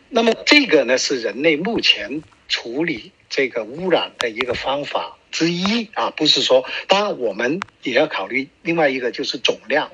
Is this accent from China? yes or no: yes; China; now in Canada; 我们中国人都有句话